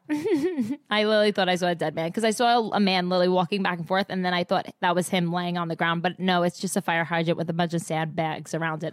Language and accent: English; New Jersey, United States; I'm from Jersey